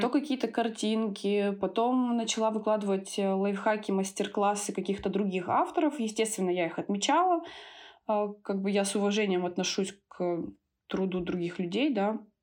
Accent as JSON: {"language": "Russian", "town": "Tyumen", "region": "Tyumen Oblast", "country": "Russia", "tie": "born or raised there", "also_born_or_lived": "Thailand", "moved": "yes", "lives_now": "Moscow, Russia", "said": "я родом из Тюмени"}